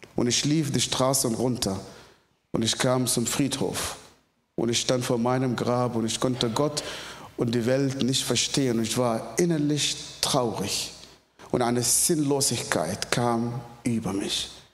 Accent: Northern Sudan, Sudan; German is a second language; moved away; Ich komme ursprünglich aus dem Sudan. Im Nordsudan bin ich geboren, aufgewachsen in einer sehr, sehr extremistische islamischen Familie.

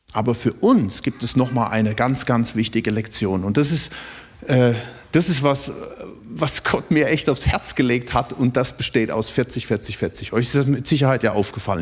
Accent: Germany; uns als Deutsche

